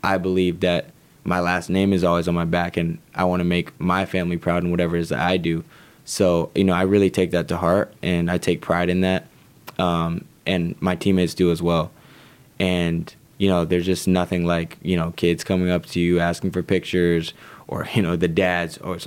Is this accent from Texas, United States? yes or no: no; Southern California, United States; moved away as an adult; I'm from Southern California, I've been used to that my whole life